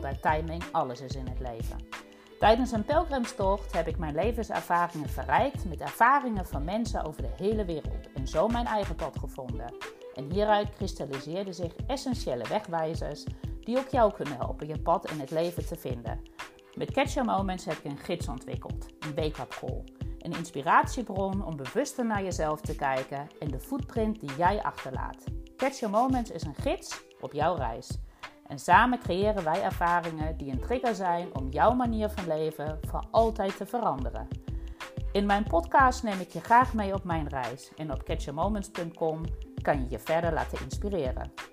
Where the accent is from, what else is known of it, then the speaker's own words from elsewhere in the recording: East Germany, Germany; moved away; geboren en getogen in Oost-Duitsland achter het ijzeren gordijn